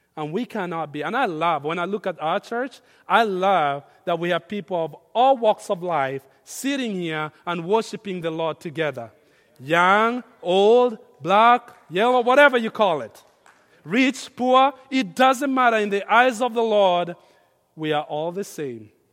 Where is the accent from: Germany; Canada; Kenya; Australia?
Kenya; now in United States; I grew up in Kenya where we have tribes